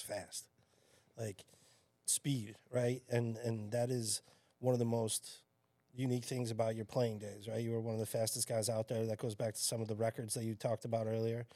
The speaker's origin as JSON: {"language": "English", "town": "Chicago", "region": "Illinois", "country": "United States", "tie": "born or raised there", "moved": "yes", "lives_now": "Staten Island, United States", "said": "growing up in Chicago"}